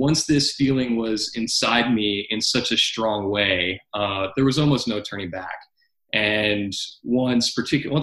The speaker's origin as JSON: {"language": "English", "region": "New York", "country": "United States", "tie": "born or raised there", "said": "I came back to my home state of New York"}